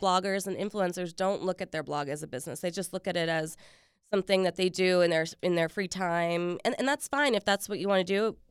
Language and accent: English; Richmond, Virginia, United States; now in Washington, D.C., United States; I was actually born here, but I grew up in Richmond